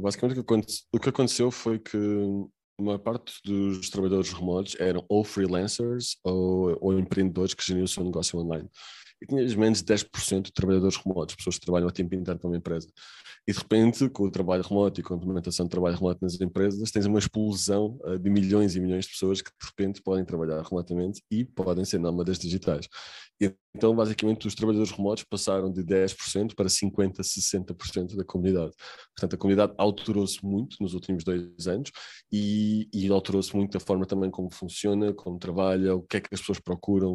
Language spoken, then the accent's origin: Portuguese; Lisbon, Portugal; Eu sou de Lisboa